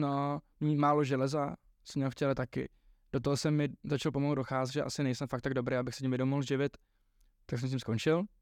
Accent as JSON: {"language": "Czech", "country": "Czechia", "tie": "born or raised there", "also_born_or_lived": "Ireland", "said": "já jsem se narodil v tom Irsku, ale hrozně jsem víc Čech než Ir"}